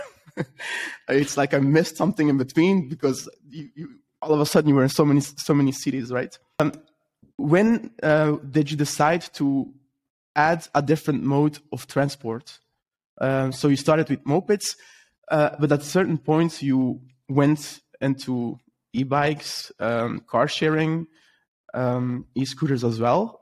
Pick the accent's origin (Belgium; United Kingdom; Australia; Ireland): Belgium; I'm from Belgium